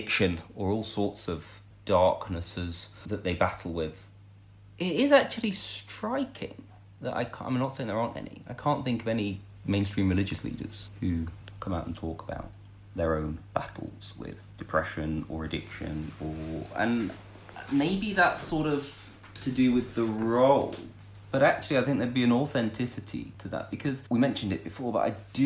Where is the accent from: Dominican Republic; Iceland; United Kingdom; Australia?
United Kingdom; Lancashire, North West England; now in North Oxfordshire, United Kingdom; We're both from Lancashire.